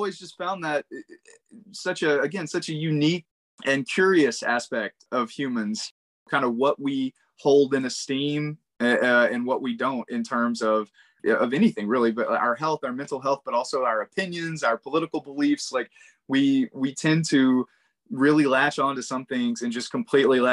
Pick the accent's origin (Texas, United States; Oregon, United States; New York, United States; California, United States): Texas, United States; East; I grew up in East Texas